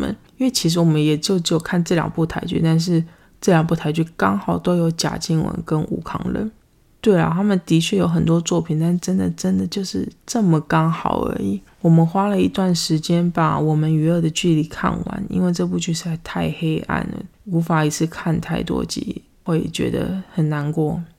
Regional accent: United States; Chinese is a second language; 我们美国人根本就没有想要去 Seven Eleven 啊！

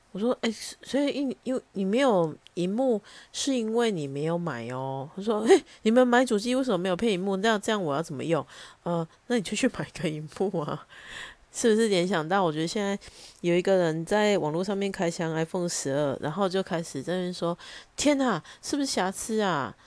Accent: Taichung, Taiwan; accent: Taichung; 我相信大家可以从我的腔调里面听得出来我是哪里人，但是有必要用很凶质疑的口气说你是台中人对不对？

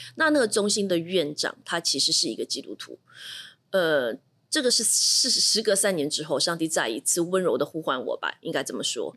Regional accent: Shanghai, China; moved away; also born or lived in Singapore; 我是上海人

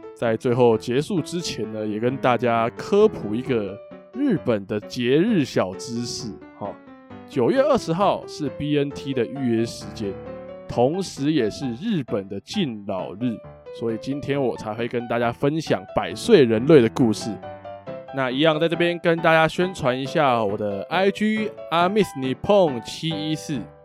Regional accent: Taiwan; 像我们台湾人

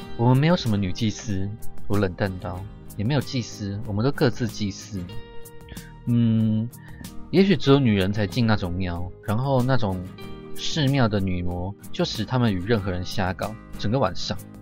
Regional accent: Yonghe, New Taipei, Taiwan; 我先学习着认识永和，我住在永和，我先学习认识永和这个地方。那永和的话是，因为我就是 永和出生，就是完全的永和人

